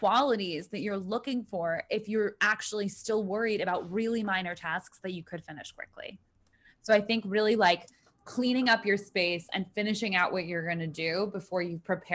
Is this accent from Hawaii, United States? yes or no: no; New York, United States; I am from New York